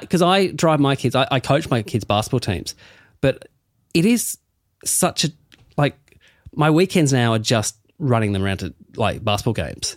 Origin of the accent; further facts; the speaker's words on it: Burnie, Tasmania, Australia; I'm from Burnie